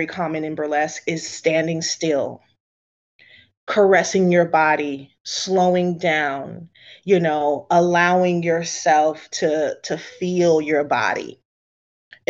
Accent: the South, United States; a dark-skinned Black girl growing up in the South.

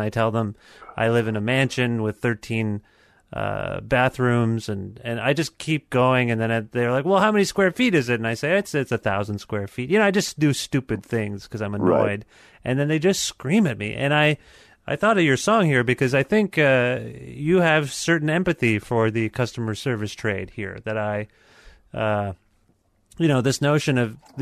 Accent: Canada; as a Canadian

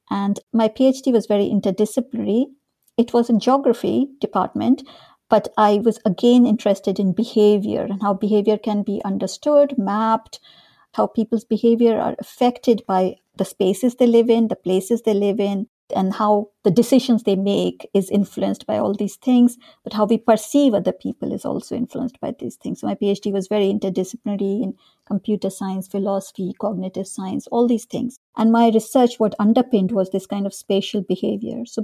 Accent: North India, India; also born or lived in Dehradun, India; So I grew up in India. I was born in this small town called Dehradun, which is in the foothills of the Himalayas in the north of India.

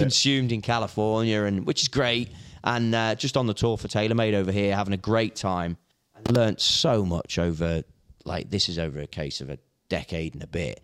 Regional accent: Hoylake, North West England, United Kingdom; moved away as an adult; also born or lived in The Belfry, Warwickshire; I'm from the Wirral, so I grew up in Hoylake.

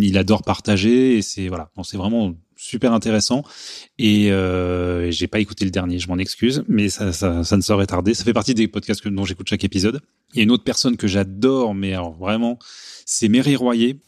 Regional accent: Paris, Île-de-France, France; je suis parisien

